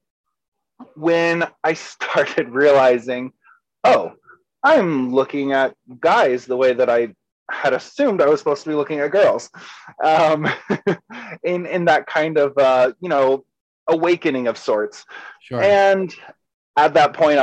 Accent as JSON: {"language": "English", "town": "Savannah", "region": "Georgia", "country": "United States", "tie": "born or raised there", "also_born_or_lived": "Kentucky", "said": "I technically grew up in Georgia. I was born in Kentucky, but pretty early on moved to Georgia and kind of had my formative years there in Savannah"}